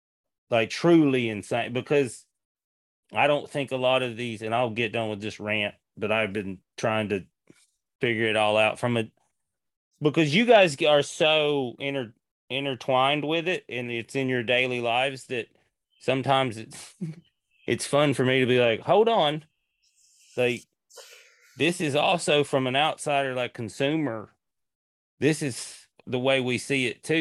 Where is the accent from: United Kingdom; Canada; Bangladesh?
Canada; And yeah, I'm a Canadian. Like, I'm not doing this, you know, this isn't my lifestyle.